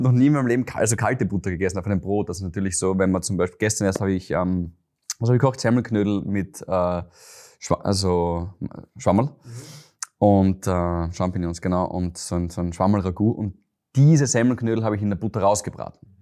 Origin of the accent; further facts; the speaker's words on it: Graz, Styria, Austria; moved away as an adult; now in Vienna, Austria; ich bin ein Steirer